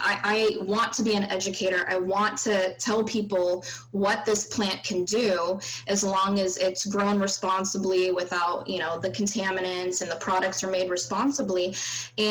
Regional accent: East Bay, Northern California, United States; also born or lived in Madison, Wisconsin; I grew up in Northern California in okay. the East Bay area

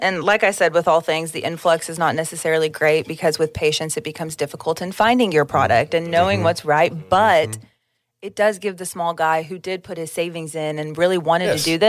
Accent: Oklahoma, United States; we're from Oklahoma.

